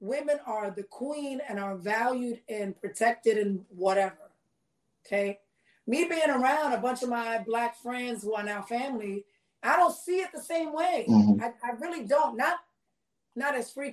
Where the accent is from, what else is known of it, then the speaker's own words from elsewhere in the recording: New York City, New York, United States; I grew up in the Bronx